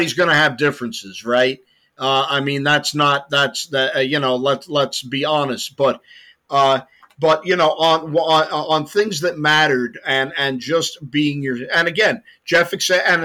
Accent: London, United Kingdom; moved away; I was born in London, 1958.

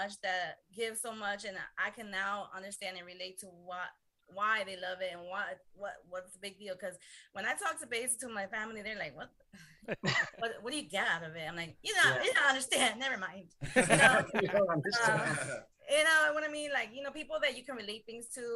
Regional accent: Pennsylvania, United States; moved away; I'm an East Coast girl from, you know, I came from Pennsylvania

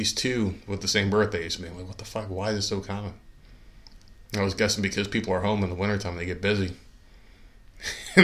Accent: New Jersey, United States; I come from New Jersey and we have Rutgers

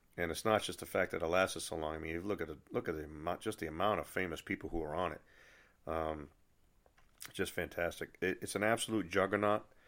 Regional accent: Nashua, New Hampshire, United States; the branch in Nashua, New Hampshire, which is my hometown

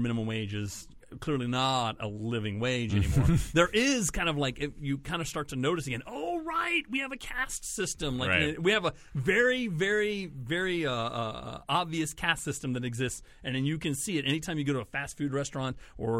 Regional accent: Texas, United States; also born or lived in Austin / Houston; I lived there the last 13 years. I've lived in Texas my entire life.

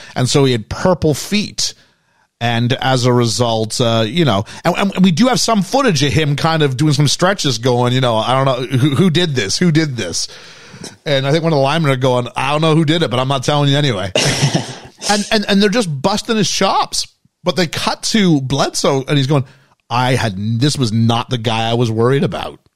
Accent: Canada; as a Canadian kid

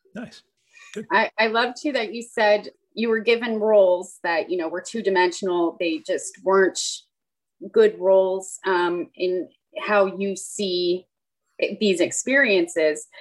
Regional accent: Nova Scotia, Canada; I grew up in Nova Scotia

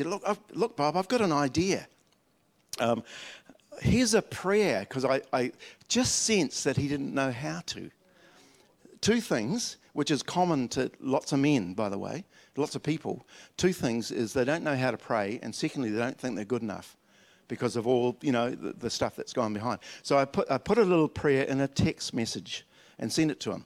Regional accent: Dunedin, Otago, New Zealand; When I was a little kid at Wakari School in Dunedin, and up in the hills, I was born in the South Island. I'm a Dunedinite.

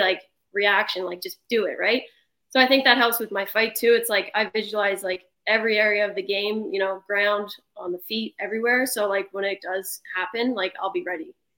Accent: Prince Edward Island, Canada; also born or lived in Souris (ASR 'Surrey'), Prince Edward Island; I just stayed here. I played midget AAA growing up

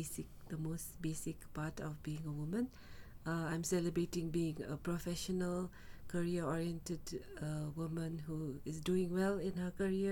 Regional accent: Bhutan; from Bhutan

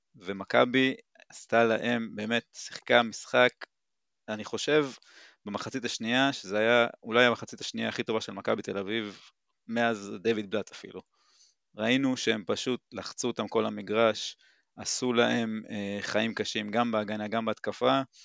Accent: Timorim, Southern District, Israel; אני בן 41, ממושב תימורים

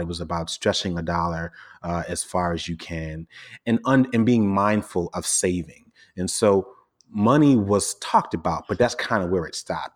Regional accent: New York City, New York, United States; I grew up in Brooklyn in a largely Caribbean, um, part of the borough called Flatbush

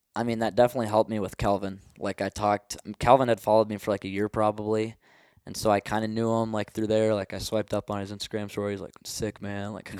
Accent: Minnesota, United States; moved away as an adult; now in Montana, United States; growing up in Minnesota

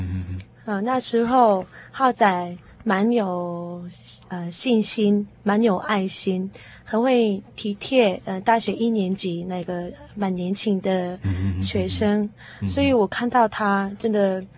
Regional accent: Daejeon, South Korea; Chinese is a second language; moved away as an adult; also born or lived in Seoul; now in Taiwan; 哦，我的故乡就是大田。

